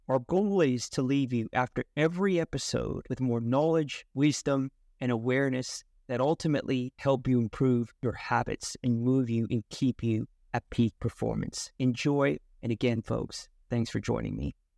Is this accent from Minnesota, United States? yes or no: no; California, United States; now in Melbourne, Australia; as a Californian boy